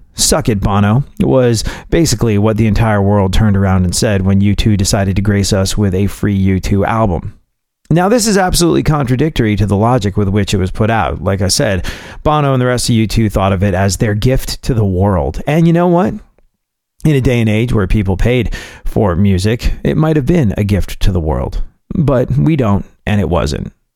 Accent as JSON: {"language": "English", "region": "England", "country": "United Kingdom", "tie": "born or raised there", "also_born_or_lived": "New York / Houston", "moved": "as an adult", "said": "being a New Yorker that grew up in England"}